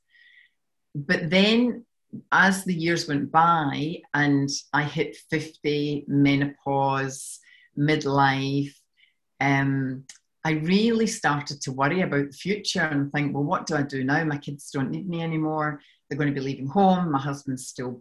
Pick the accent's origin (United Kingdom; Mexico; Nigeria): United Kingdom; Scotland; accent: Scottish; moved away as an adult; now in Australia; you can tell from my accent that I'm from Scotland. I've been in Australia for 12 years and no matter what I do, I can't seem to shift this accent.